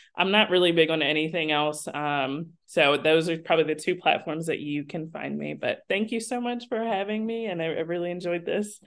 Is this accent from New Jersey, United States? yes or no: yes; New Jersey, United States; I was born and raised in South Jersey, so ten minutes away is Philadelphia